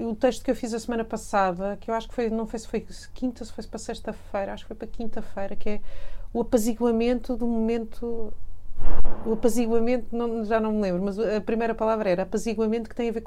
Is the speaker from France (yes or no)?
yes; Paris, Île-de-France, France; born there; eu nasci em Paris, os meus pais são portugueses, eu nasci em Paris